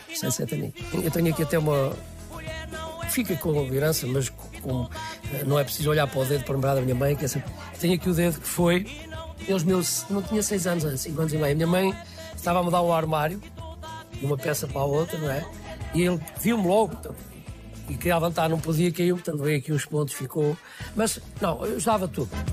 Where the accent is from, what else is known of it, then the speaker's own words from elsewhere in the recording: Guarda, Centro, Portugal; moved away as an adult; also born or lived in France; eu sou da Guarda